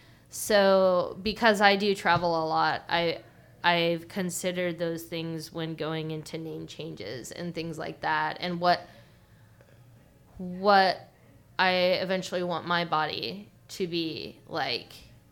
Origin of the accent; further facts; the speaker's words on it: Orange County, California, United States; I grew up in Orange County.